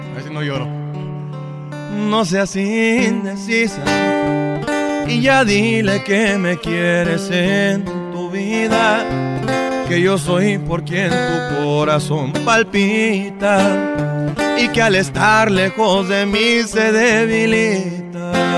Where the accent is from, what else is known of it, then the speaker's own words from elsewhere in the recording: Phoenix, Arizona, United States; also born or lived in Tepatitlán, Jalisco, Mexico (ancestry); soy cantautor de Phoenix, Arizona, originario de sangre jalisciense de los alteños